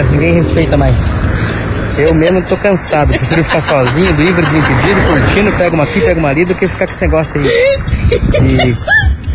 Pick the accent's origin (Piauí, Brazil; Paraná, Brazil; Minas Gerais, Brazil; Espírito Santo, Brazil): Paraná, Brazil; Curitiba; Eu sou curitibana, eu gosto de frio, gosto de uma, uma jaquetinha, uma japona, um troço, sabe?